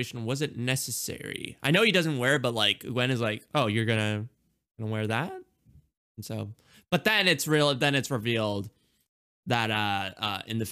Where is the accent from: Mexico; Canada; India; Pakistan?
India; I'm Indian